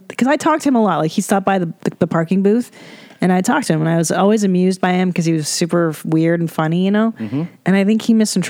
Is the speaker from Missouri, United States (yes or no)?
no; San Fernando Valley, California, United States; I grew up in the San Fernando Valley.